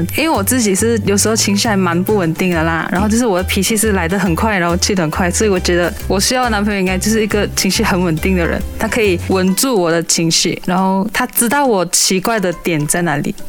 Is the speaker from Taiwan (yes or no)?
no; Ipoh, Perak, Malaysia; 我是来自霹雳医保的